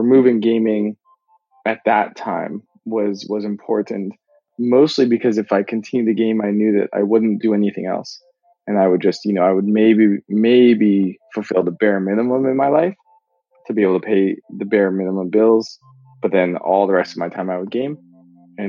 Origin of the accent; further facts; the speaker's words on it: Canada; moved away; I'm from Canada originally